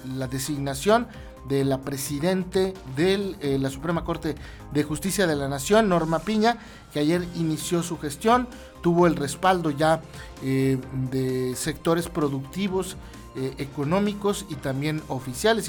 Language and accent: Spanish; Mexico; nuestro país